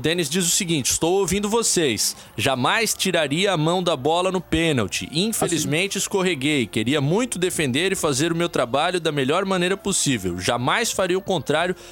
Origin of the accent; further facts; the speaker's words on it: Blumenau, Santa Catarina, Brazil; moved away; o Leandro, assim como eu, é blumenauense, assim como eu, é São Paulino. Porque a gente não tinha muita opção quando a gente cresceu lá no Vale do Itajaí